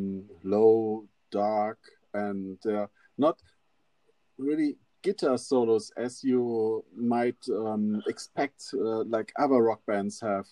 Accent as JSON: {"language": "English", "country": "Germany", "second_language": "English", "said": "as a German guy"}